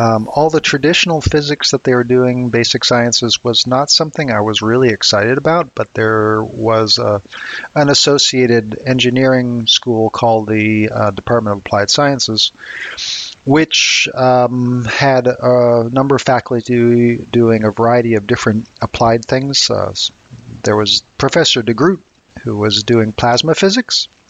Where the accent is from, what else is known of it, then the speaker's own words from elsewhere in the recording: Harvard, Massachusetts, United States; I grew up mostly in a small town of Harvard, Massachusetts